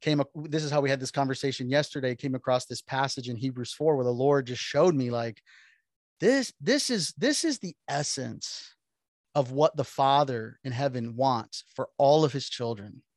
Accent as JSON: {"language": "English", "town": "Miami", "region": "Florida", "country": "United States", "tie": "born or raised there", "said": "born and raised in Miami, Florida"}